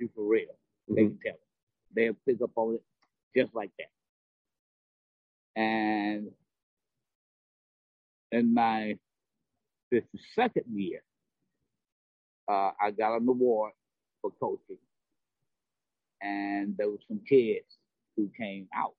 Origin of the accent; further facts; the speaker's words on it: South Carolina, United States; moved away as an adult; now in New Haven, United States; I'm from South Carolina. I'm originally from South Carolina.